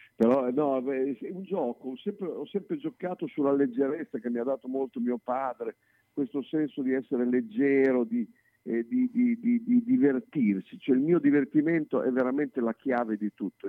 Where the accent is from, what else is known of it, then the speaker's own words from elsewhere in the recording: Bologna, Emilia-Romagna, Italy; io sono un bolognese che ama Bologna